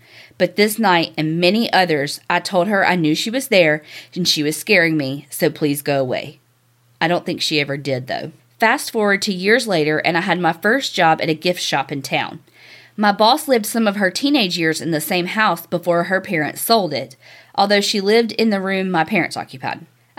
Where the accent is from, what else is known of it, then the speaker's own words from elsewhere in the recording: Kanab, Utah, United States; moved away as an adult; This house was one of the original houses built in my hometown in Kanab, Utah. It was built in 1892, and my parents purchased it somewhere around 1978 or 79. I was born in 1980, and that's the only house I lived in until I went to college.